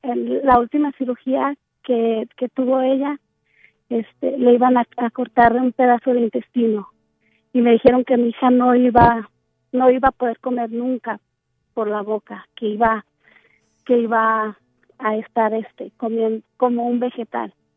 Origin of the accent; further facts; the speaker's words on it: Cotija, Michoacán, Mexico; moved away; yo nací en Michoacán